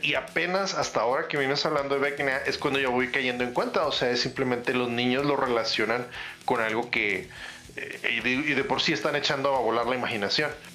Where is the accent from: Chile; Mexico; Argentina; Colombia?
Mexico; northern border; como decimos aquí en frontera